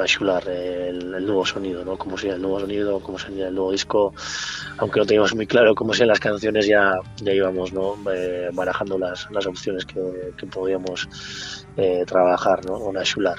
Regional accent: Mutriku, Basque Country, Spain; somos de Motrico

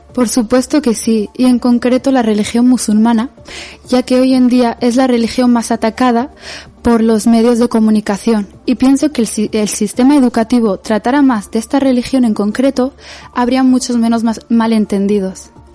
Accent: Spain; yo por ejemplo he nacido aquí y he crecido aquí

